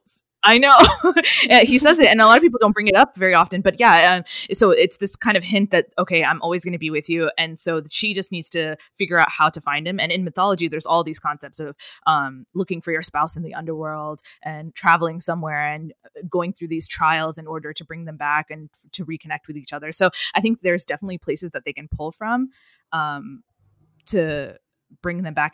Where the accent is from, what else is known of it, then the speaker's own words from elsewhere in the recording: United States; first language English; I'm Indian. Well, I'm American, but, but, um, but, um, my family is Indian